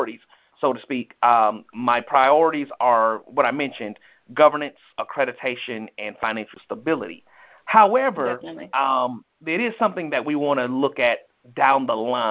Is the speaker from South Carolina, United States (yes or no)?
yes; Columbia, South Carolina, United States; now in Atlanta, United States; I'm originally from Columbia, South Carolina, now residing in Atlanta, Georgia